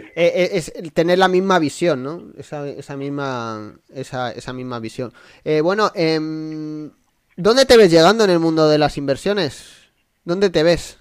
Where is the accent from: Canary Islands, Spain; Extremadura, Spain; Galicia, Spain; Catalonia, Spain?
Extremadura, Spain; a village near Badajoz; moved away; mi pueblo está al lado de Badajoz, a 20 minutos